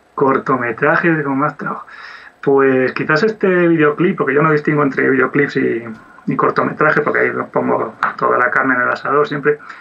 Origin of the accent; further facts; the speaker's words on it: Oviedo, Asturias, Spain; yo soy de Oviedo y soy animador 2D